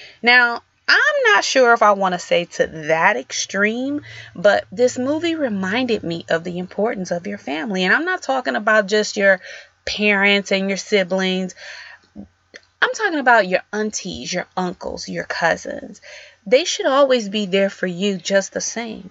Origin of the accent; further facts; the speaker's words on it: Detroit, Michigan, United States; growing up in Detroit